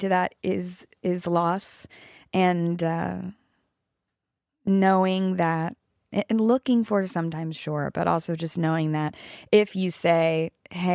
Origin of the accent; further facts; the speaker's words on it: East Coast, United States; now in Los Angeles, United States; we grew up with cicadas on the East Coast